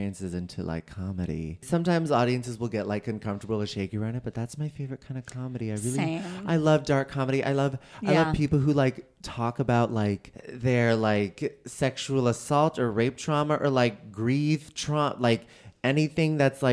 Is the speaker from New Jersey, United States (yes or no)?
no; San Francisco, California, United States; moved away as an adult; now in New York, United States; I'm from San Francisco originally.